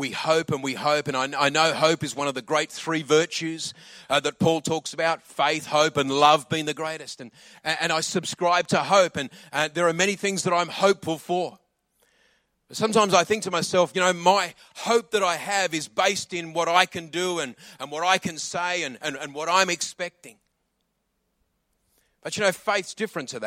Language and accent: English; Adelaide, South Australia, Australia; also born or lived in England; I grew up in Adelaide